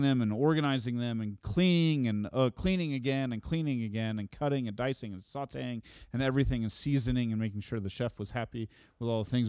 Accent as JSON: {"language": "English", "region": "Oklahoma", "country": "United States", "said": "I'm from Oklahoma"}